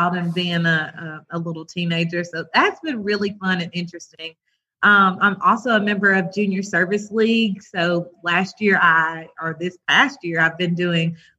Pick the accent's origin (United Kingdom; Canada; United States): United States; Rome, Georgia; I'm born and raised in Rome, Georgia